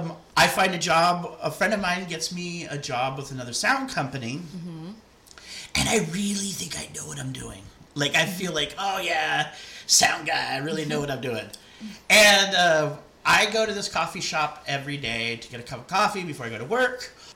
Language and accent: English; Walnut Creek, California, United States; moved away as an adult; also born or lived in New York; I grew up in Walnut Creek in the Bay.